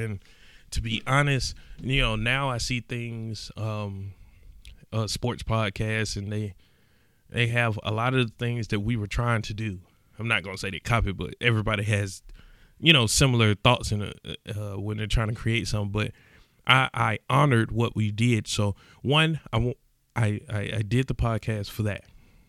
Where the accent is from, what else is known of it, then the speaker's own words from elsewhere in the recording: East Point, Georgia, United States; I mind you, I'm skeptical of everything. I'm from East Point, Georgia. I don't trust nothing.